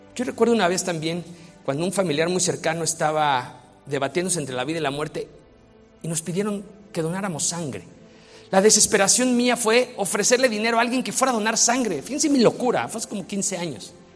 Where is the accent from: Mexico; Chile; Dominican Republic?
Mexico; yo soy mexicano